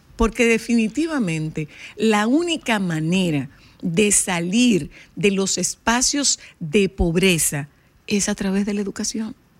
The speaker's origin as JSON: {"language": "Spanish", "country": "Dominican Republic", "tie": "born or raised there", "said": "mi pueblo que no tiene malecón"}